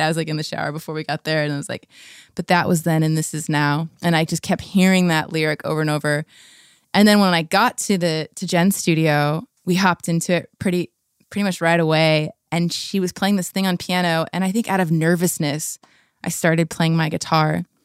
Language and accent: English; La Habra, California, United States; now in Seattle, United States; I grew up in La Habra, Fullerton area